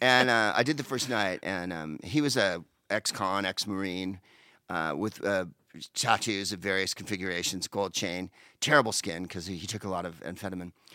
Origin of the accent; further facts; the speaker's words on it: San Carlos, California, United States; moved away as an adult; also born or lived in Palo Alto / Mountain View / England; now in Los Angeles, United States; I was in first grade, second grade in Palo Alto, and then we moved to Saint Carlos and I did third through the rest here.